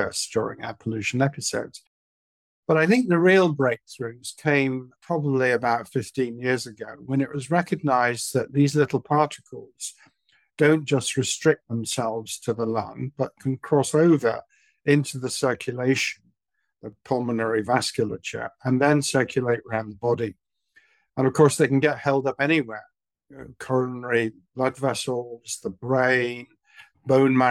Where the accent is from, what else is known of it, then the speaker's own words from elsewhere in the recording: Manchester, North West England, United Kingdom; moved away as an adult; also born or lived in London; now in Southampton, United Kingdom; I was brought up in Manchester during the 1950s and early 60s